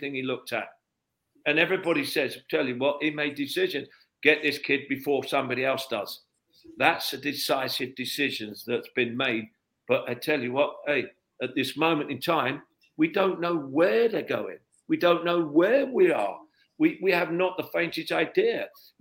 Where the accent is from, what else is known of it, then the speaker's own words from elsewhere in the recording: London, United Kingdom; I come from London